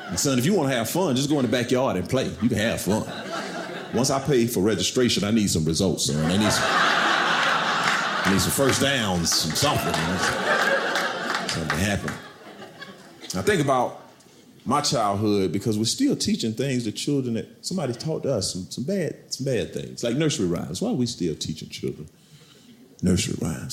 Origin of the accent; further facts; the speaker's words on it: Camden, South Carolina, United States; I'm from South Carolina. I'm from a, a, a town, Camden, South Carolina